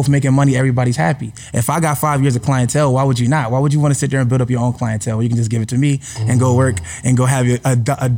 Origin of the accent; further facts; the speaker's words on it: Philadelphia, Pennsylvania, United States; now in Atlanta, United States; I'm a regular dude. I'm from Philly.